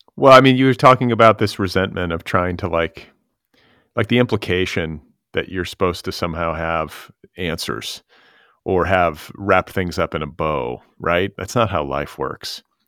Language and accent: English; Midwest, United States; also born or lived in Indiana; as a Midwesterner, because I was raised in the Midwest